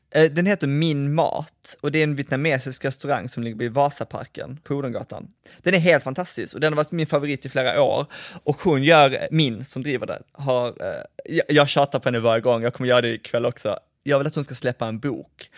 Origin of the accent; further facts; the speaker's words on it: Malmö, Skåne, Sweden; jag växte upp i Kirseberg som är en gammal klassisk arbetarklassförort